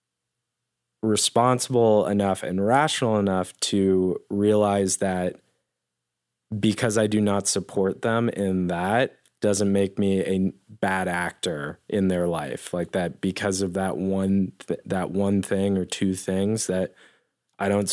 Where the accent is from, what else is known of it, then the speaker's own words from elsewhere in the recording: Denver, Colorado, United States; I grew up in Denver